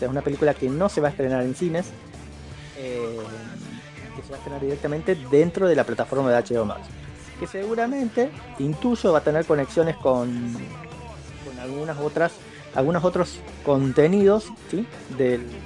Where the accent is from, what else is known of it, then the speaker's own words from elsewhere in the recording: Argentina; soy de Argentina